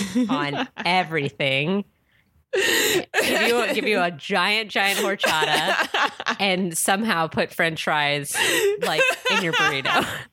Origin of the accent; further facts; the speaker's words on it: San Diego, California, United States; also born or lived in New York; now in Los Angeles, United States; I'm from San Diego